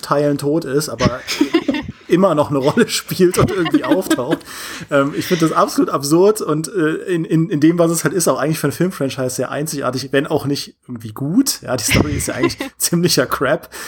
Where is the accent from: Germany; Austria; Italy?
Germany; Trier, Rhineland-Palatinate; now in Munich, Germany; in meiner Heimat bin in Trier, in meinem, in meinem Elternhaus